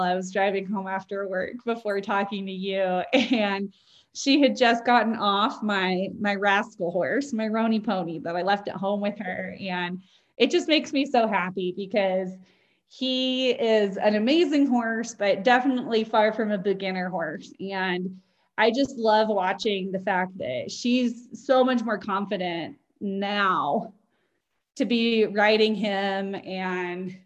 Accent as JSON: {"language": "English", "town": "Spokane", "region": "Washington", "country": "United States", "tie": "born or raised there", "said": "So born and raised in Spokane, Washington, and my whole family's still in the Spokane, Coeur d'Alene area."}